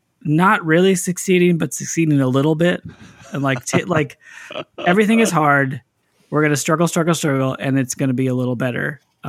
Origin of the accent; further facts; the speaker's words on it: California, United States; In Northern California.